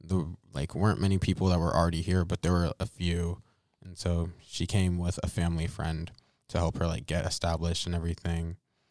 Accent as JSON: {"language": "English", "region": "Alabama", "country": "United States", "tie": "born or raised there", "also_born_or_lived": "Missouri", "said": "And they moved to Missouri and had my brother and my sister and then me. And then after a while, we moved from Missouri to Alabama. And we've been here since."}